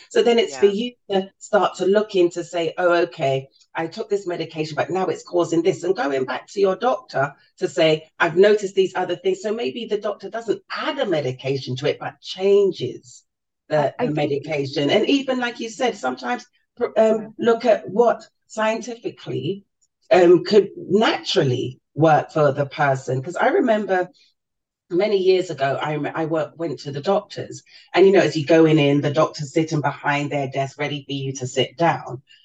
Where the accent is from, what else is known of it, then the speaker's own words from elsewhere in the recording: London, United Kingdom; I was born and raised in in London